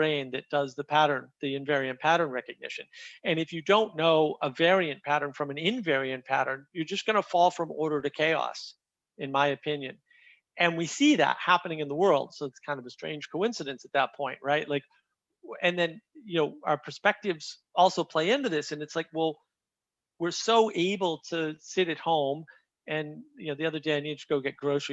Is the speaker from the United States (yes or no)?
yes; New England, United States; I grew up in New England